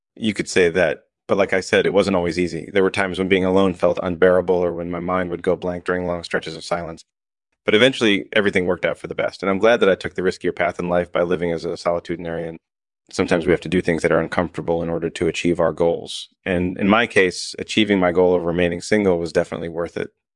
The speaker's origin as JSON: {"language": "English", "country": "United Kingdom", "tie": "born or raised there", "said": "I was born and raised in the U K."}